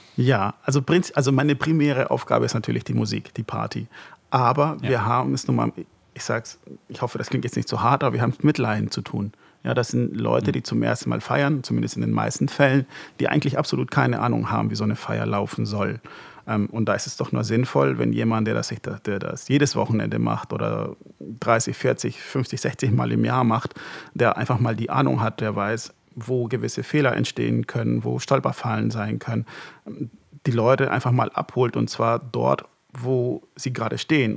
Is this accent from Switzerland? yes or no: no; Hamburg, Germany; moved away as an adult; also born or lived in Marburg; ich bin in Hamburg groß geworden